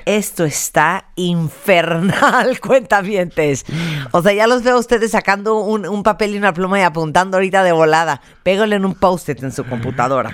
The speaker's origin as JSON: {"language": "Spanish", "country": "Mexico"}